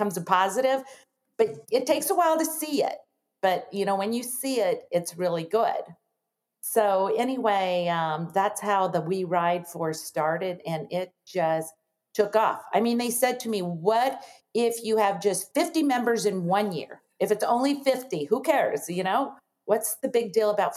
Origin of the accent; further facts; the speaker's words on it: Nebraska, United States; I am from Nebraska, a town of 100 people, and we had 10 kids in my family